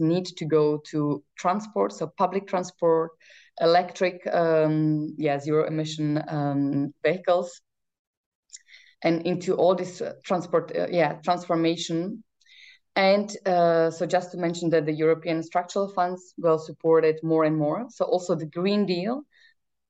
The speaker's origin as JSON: {"language": "English", "country": "Czechia", "moved": "yes", "lives_now": "Brussels, Belgium", "said": "I come from Czech Republic"}